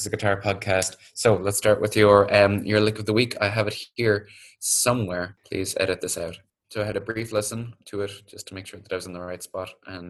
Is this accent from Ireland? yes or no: yes; Ireland; now in Vietnam; I'm from Ireland.